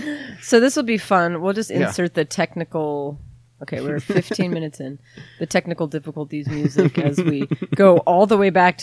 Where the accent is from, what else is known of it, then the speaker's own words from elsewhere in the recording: United States; I grew up on the North Shore.